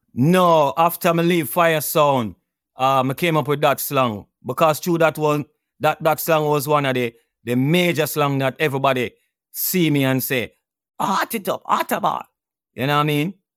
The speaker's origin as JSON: {"language": "English", "town": "Kingston", "country": "Jamaica", "tie": "born or raised there", "said": "I went to Eastern Kingston, Dunhoon Terrace to be exact"}